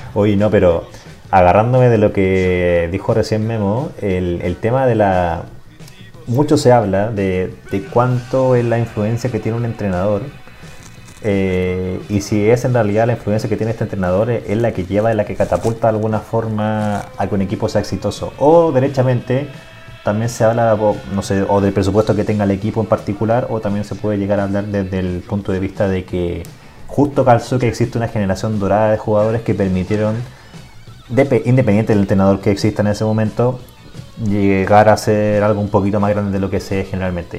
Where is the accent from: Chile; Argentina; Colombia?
Chile